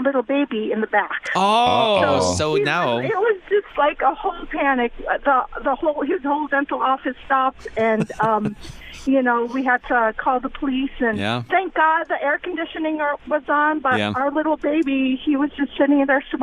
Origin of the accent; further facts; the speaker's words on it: Menomonee Falls, Wisconsin, United States; also born or lived in Brookfield, Wisconsin; we're from Menominee Falls, Brookfield, Wisconsin.